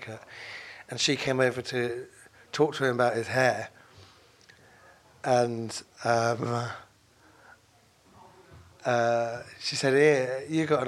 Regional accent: London, United Kingdom; I grew up in London

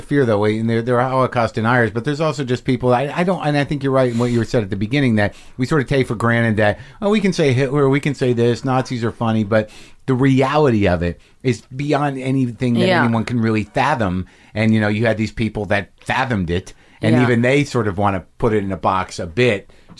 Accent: New Mexico, United States; I grew up in New Mexico. My parents are from Jersey, but Jews. But we, even in New Mexico, conservative Hebrew school

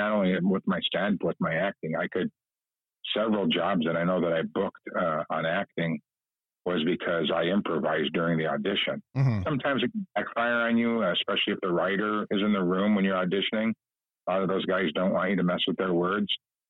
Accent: Chicago, Illinois, United States; for a kid growing up in Chicago to get out, you know, especially in the wintertime, was great.

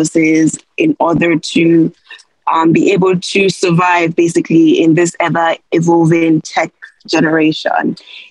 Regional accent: Nigeria; I'm from Nigeria.

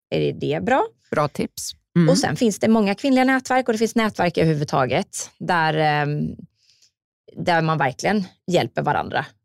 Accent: Jönköping, Jönköping County, Sweden; jag kommer ju från Jönköping, jag vill ju gärna ha mitt bolag där.

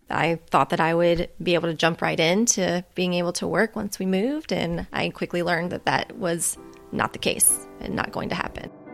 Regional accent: Louisiana, United States; moved away as an adult; my home state of Louisiana

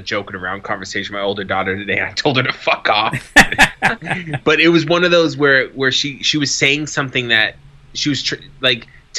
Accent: Boston, Massachusetts, United States; now in Phoenix, United States; I'm from Boston.

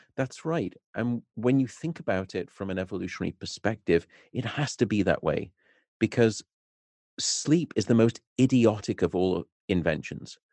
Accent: Liverpool, North West England, United Kingdom; moved away as an adult; also born or lived in Nottingham / Newcastle; now in Berkeley, United States; I was born and raised in Liverpool

